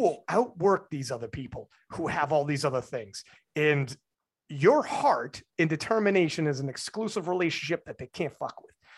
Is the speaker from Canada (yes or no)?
yes; Canada; as a Canadian